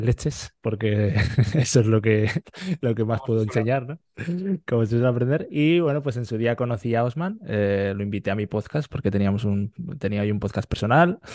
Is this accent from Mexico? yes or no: no; Fuentes de Ebro, Aragon, Spain; moved away as an adult; now in Netherlands; soy de Fuentes de Ebro, que es un pueblo a la vez Zaragoza